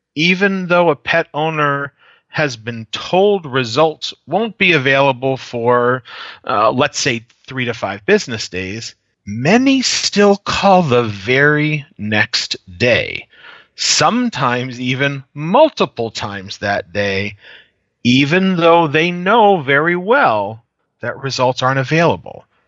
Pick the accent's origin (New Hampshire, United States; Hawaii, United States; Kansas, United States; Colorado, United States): New Hampshire, United States; New Hampshire Seacoast region, United States; moved away as an adult; also born or lived in New York City metro region / Washington, D.C. metro region; now in Omaha, United States; I'm originally from the New Hampshire Seacoast region. Most people don't know that area, so I just say about an hour north of Boston is where I was raised.